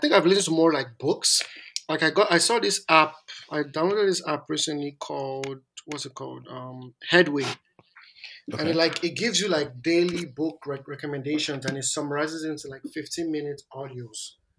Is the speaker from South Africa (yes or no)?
no; Ekpoma, Edo, Nigeria; I'm from Ekpoma.